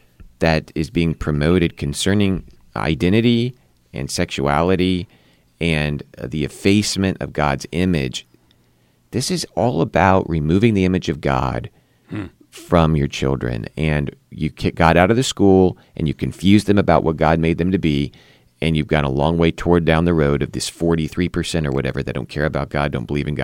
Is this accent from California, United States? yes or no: yes; California, United States; now in West Virginia, United States; I didn't know much about the political landscape of West Virginia, but I came from Southern California.